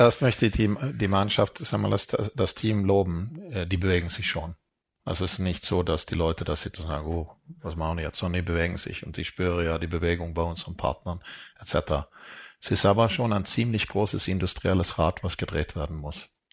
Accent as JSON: {"language": "German", "country": "Sweden", "tie": "born or raised there", "moved": "yes", "said": "ich bin in Schweden aufgewachsen"}